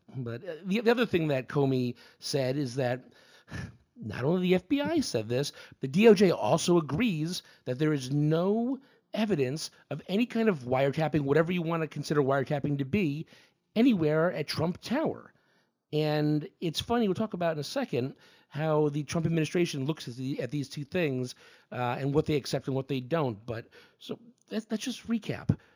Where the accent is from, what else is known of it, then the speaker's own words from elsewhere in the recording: New England, United States; we're both from New England Red Sox fans.